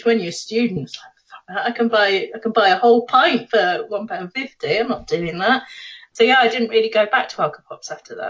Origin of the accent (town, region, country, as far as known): East Midlands, United Kingdom